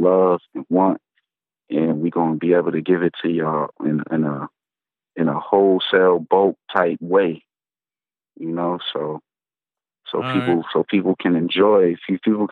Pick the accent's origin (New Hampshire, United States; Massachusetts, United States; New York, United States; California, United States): New York, United States; Buffalo; moved away as an adult; also born or lived in Atlanta; I come from Buffalo, New York